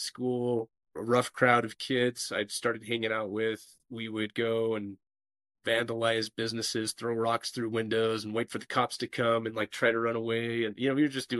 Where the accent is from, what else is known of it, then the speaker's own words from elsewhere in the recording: Burley, Idaho, United States; also born or lived in Seattle, Washington; now in Castle Rock, United States; I grew up in Idaho, if you're familiar with Burley, Idaho